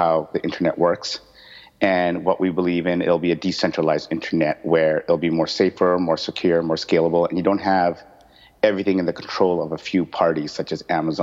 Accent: Vancouver, British Columbia, Canada; moved away as an adult; also born or lived in Los Angeles, United States; now in Singapore; I am from Vancouver, born and raised

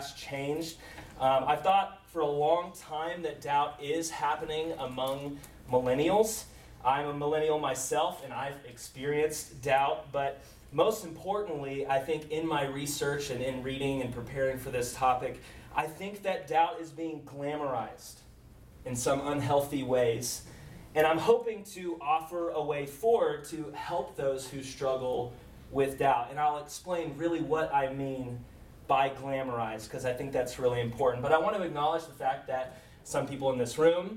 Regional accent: Round Rock, Texas, United States; also born or lived in Oxford, England; I grew up in Round Rock, which is a suburb of Austin

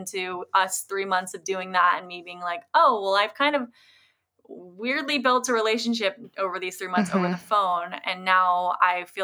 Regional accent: Virginia, United States; now in Los Angeles, United States; I'm originally from Virginia

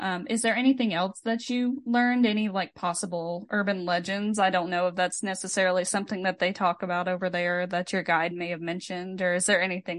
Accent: United States; being an American

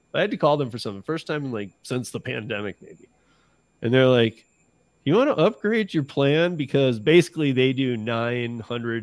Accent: Lansing, Michigan, United States; my hometown, Lansing, Michigan

